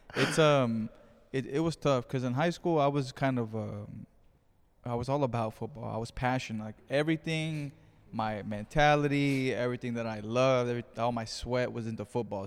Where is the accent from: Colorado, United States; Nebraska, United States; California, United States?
California, United States; Greenfield; moved away; I am back in my hometown of Greenfield, California